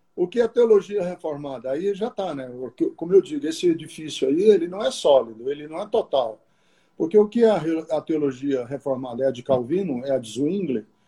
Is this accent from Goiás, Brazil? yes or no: no; Londrina, Paraná, Brazil; moved away; also born or lived in Fortaleza, Ceará / Garça, São Paulo; eu cresci uma boa parte da minha vida em Londrina, no Paraná, mas sou é, fui gerado em São Paulo, em Garça, em São Paulo, interior de São Paulo, e nasci em Fortaleza